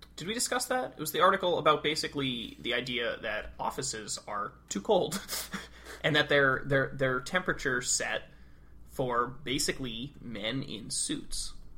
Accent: New England, United States; now in Arlington, United States; I'm from New England

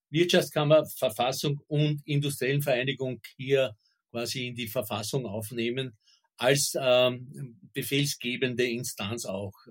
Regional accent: Burgenland, Austria; ich kann mich als Kind noch erinnern an so Dorfgendarmen im, im Südburgenland.

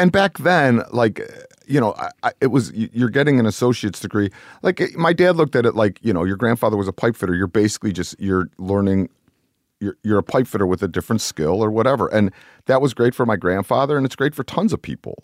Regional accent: Cleveland, Ohio, United States; also born or lived in New York; I grew up in Cleveland

